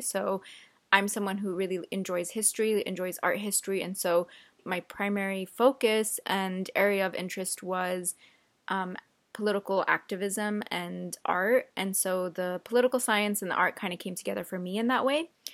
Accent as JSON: {"language": "English", "area": "Central Valley", "region": "California", "country": "United States", "tie": "born or raised there", "also_born_or_lived": "Yemen", "said": "I've lived in the Central Valley my entire life"}